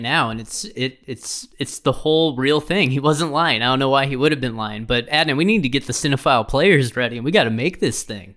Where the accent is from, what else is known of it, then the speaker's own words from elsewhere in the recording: Midwest, United States; a Midwesterner